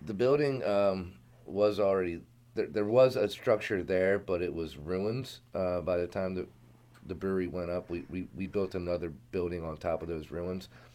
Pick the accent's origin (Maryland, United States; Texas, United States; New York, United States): Maryland, United States; Sykesville; moved away as an adult; I'm originally from Carroll County. I grew up in Sykesville, went to South Carroll High School